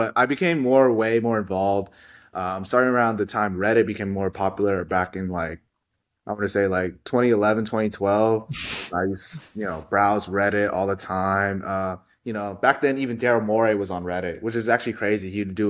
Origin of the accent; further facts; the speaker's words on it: Houston, Texas, United States; born and raised in Houston, Texas.